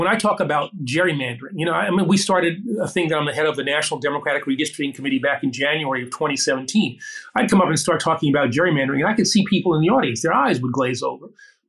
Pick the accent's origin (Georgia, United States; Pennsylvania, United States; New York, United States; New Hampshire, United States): New York, United States; I'm from New York.